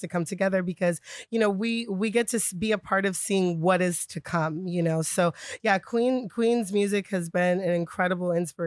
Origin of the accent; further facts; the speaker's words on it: Bay Area, California, United States; moved away; also born or lived in New York City; I was living in New York City, born and raised in the Bay Area